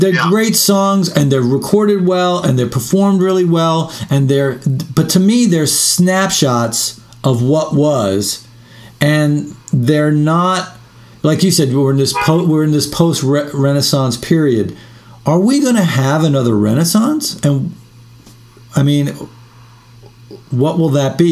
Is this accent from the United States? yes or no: yes; New York City, New York, United States; also born or lived in London; now in Austin, United States; growing up in New York